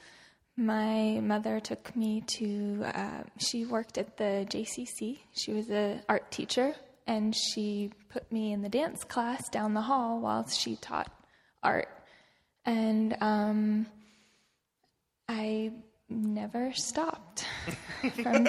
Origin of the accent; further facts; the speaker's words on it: San Francisco, California, United States; I had such a great school in my hometown